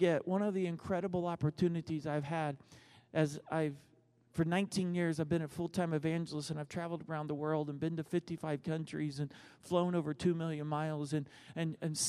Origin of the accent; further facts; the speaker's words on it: United States; also born or lived in Texas / Oklahoma; I grew up in Texas and Oklahoma